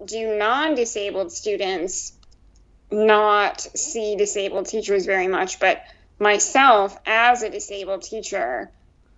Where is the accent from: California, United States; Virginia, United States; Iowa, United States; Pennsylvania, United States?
Iowa, United States; moved away; my hometown, I grew up in a not very diverse town or location at all